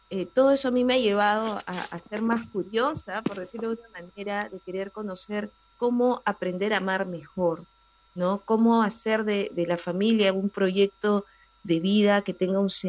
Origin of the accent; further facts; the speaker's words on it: Lima, Peru; yo soy eh